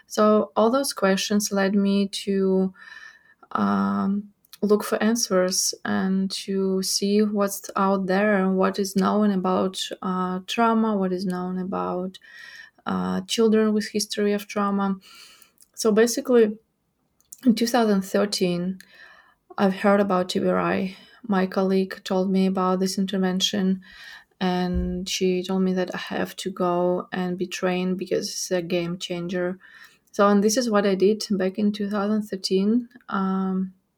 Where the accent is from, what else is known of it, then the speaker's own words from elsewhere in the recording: Ukraine; English is a second language; moved away as an adult; now in Fort Worth, United States; I was born and raised in Ukraine, and I lived there all my life. In 2017, I got here in Fort Worth to get my master's in developmental trauma here at TCU. And in 2018, I got back to Ukraine.